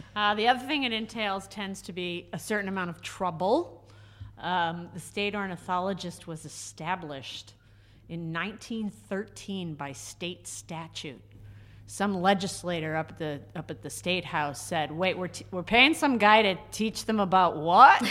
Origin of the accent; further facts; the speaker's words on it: Groton, Connecticut, United States; moved away as an adult; also born or lived in Reno, Nevada / West Coast; I was not born in Connecticut, but I still kind of think of myself as a Connecticut native because I grew up down in Groton